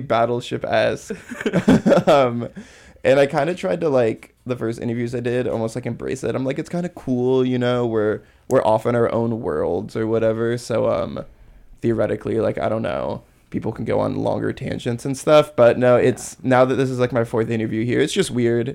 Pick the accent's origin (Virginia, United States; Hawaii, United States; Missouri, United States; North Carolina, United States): Hawaii, United States; moved away as an adult; also born or lived in Santa Cruz; I'm from Hawaii